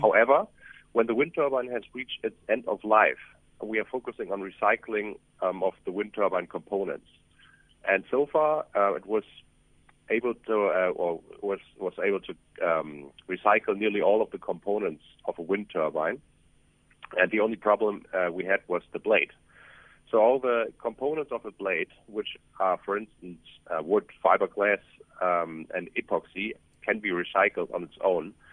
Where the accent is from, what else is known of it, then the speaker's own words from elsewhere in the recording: Germany; moved away as an adult; now in South Africa; I'm, I'm German, but I have been traveling around the world and opening up um, offices uh, for our company in the last decade.